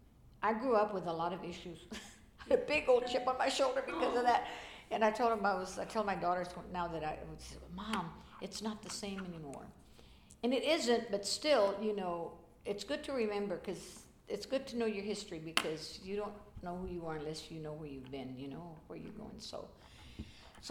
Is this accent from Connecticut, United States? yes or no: no; Lockhart, Texas, United States; also born or lived in Denton, Texas; now in Austin, United States; I was born and raised in Lockhart, Texas, 30 miles east of here.